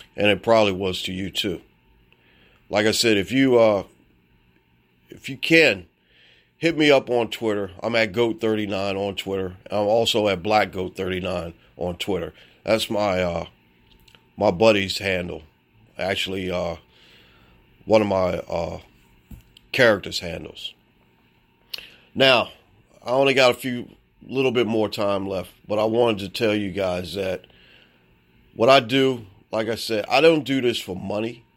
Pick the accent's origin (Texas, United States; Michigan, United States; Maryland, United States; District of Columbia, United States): Maryland, United States; Baltimore; I'm from Baltimore, Maryland.